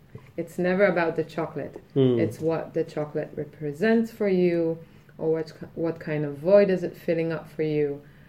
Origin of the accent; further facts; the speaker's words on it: Israel; In Israel.